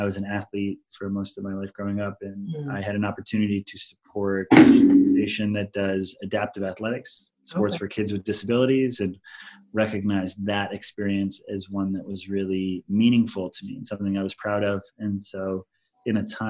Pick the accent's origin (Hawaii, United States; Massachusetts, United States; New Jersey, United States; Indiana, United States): Hawaii, United States; Maui; I am from Hawaii